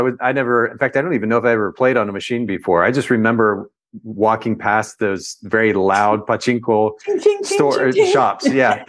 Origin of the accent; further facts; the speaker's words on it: Japan; My parents were Baptist missionaries. They were with a Baptist mission organization, and I grew up in Japan. We were there for about 10 years.